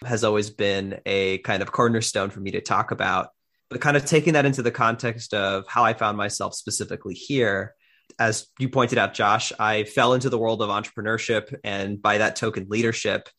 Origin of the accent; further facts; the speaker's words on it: Miami, Florida, United States; I am originally from Miami, Florida